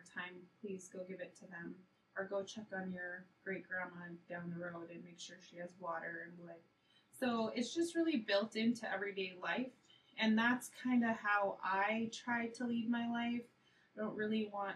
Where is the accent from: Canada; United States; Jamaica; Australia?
United States; Fort Yukon, Alaska; also born or lived in Nenana, Alaska; now in Fairbanks, United States; I'm from Fort Yukon. My mother is Marlene and my father is Bill. My daughter is Aurora and my partner is Danny from Fort Yukon. Also grew up in Nenana and live here in Fairbanks